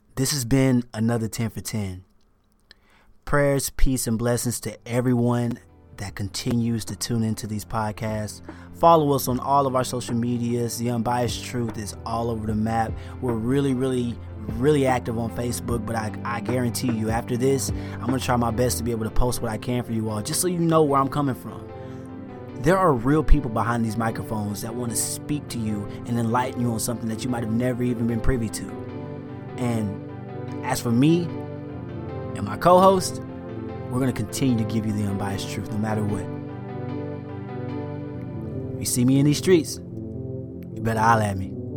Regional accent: the South, United States; moved away; I'm from the South. I was raised Southern Baptist

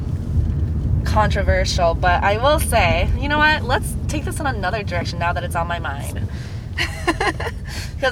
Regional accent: United States; also born or lived in Asia; I was born in Asia, but I was raised here

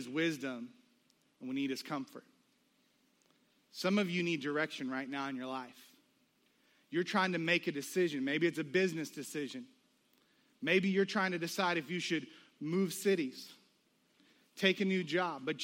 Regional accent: United States; also born or lived in the South (US); We as American people

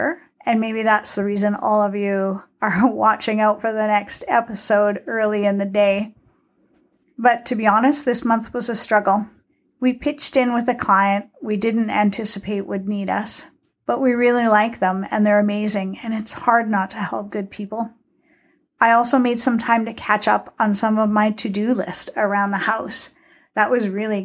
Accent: Selkirk, Manitoba, Canada; my hometown of Selkirk, Manitoba

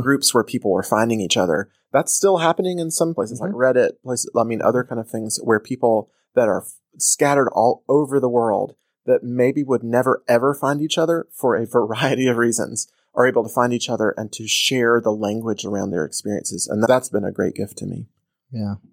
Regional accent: Atlanta, Georgia, United States; I grew up in Atlanta

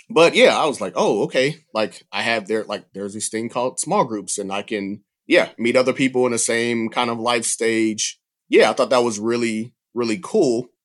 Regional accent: Atlanta, Georgia, United States; moved away; I grew up near the Atlanta field office

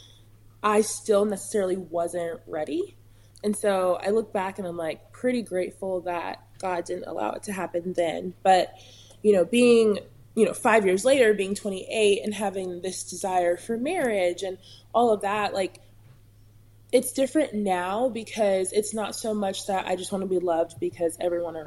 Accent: California, United States; I'm from California

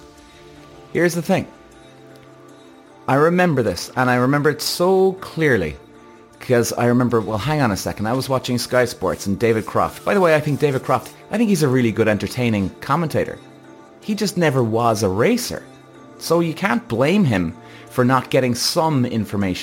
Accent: Ireland; I'm Irish

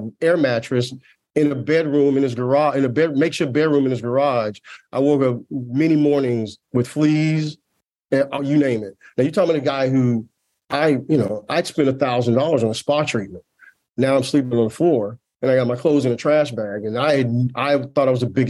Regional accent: Tulsa, Oklahoma, United States; I grew up in Tulsa, Oklahoma

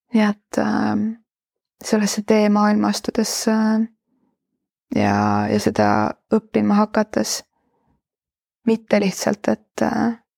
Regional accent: Estonia; ma olen idablokist pärit, eks, eks minus on nagu mingit sellist garaažide vahel üles äh, kasvanud äh, provintsilinna tüdruku

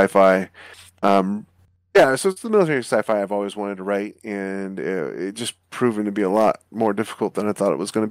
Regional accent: Alaska, United States; I'm a North American kid. You know, I grew up in Alaska

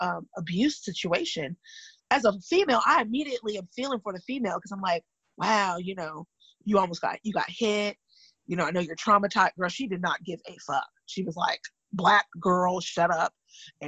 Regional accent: California, United States; I'm from California and my grandparents were mixed race

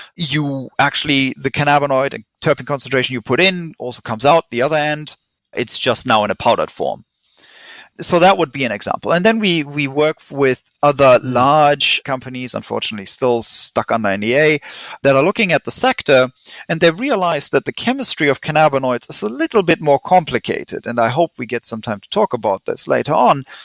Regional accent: Germany; accent: German; English is a second language; moved away as an adult; also born or lived in England / Switzerland / California; now in Vancouver, Canada; I'm German. Tried to hide my accent, didn't help

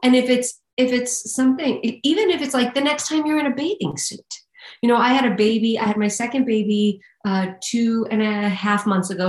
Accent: New York City, New York, United States; I'm from Staten Island

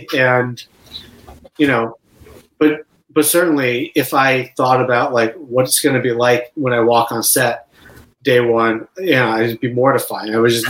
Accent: Boston, Massachusetts, United States; also born or lived in Chicago / Urbana-Champaign; And then they moved to Urbana-Champaign, and then I moved to Boston when I was about 5.

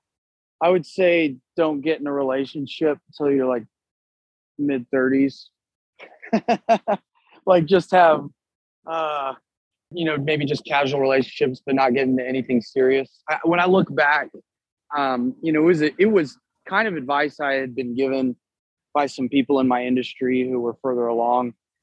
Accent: Texas, United States; Of course, I'm from Texas, you know.

